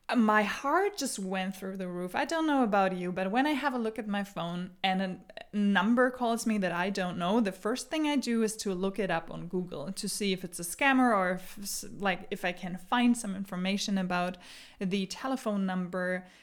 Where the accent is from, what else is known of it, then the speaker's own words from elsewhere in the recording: Germany; English is a second language; now in Denmark; I grew up in Germany. I moved to Denmark